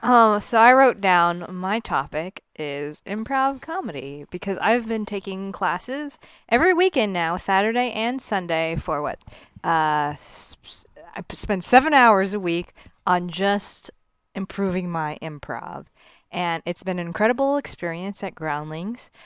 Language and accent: English; Miami, Florida, United States; moved away; when I was a kid growing up in South Florida